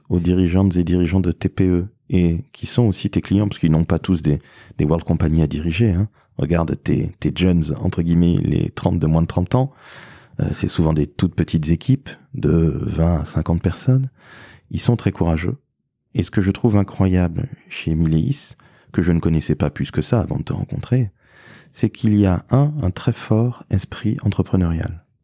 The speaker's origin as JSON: {"language": "French", "town": "Toulouse", "region": "Occitania", "country": "France", "said": "Et oui, forcément, je suis originaire de Toulouse."}